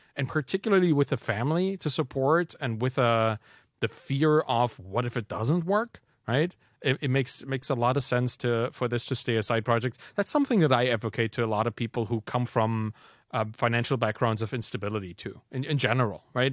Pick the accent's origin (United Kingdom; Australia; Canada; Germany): Germany; I'm from Germany